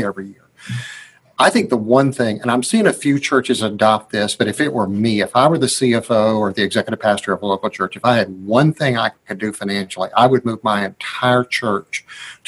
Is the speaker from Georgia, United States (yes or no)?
yes; Georgia, United States; I'm from Georgia.